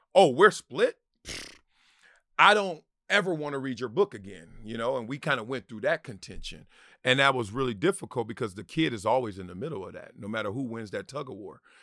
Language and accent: English; Los Angeles, California, United States; also born or lived in Compton; now in Encino, United States; South Central where I grew up